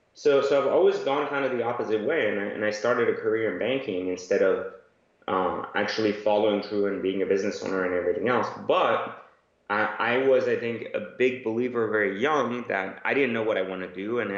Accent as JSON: {"language": "English", "country": "France", "tie": "born or raised there", "also_born_or_lived": "Iran", "moved": "yes", "lives_now": "United States", "said": "I was born in Iran, grew up in France, and then found myself in Los Angeles. And then, of course, passed that into Northern Virginia near Washington, D.C."}